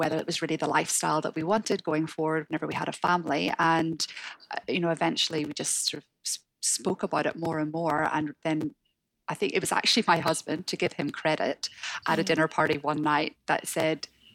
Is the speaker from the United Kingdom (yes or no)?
yes; Northern Ireland, United Kingdom; accent: Northern Irish; moved away as an adult; also born or lived in Hong Kong; now in Sydney, Australia; you can tell from my accent. I'm from Northern Ireland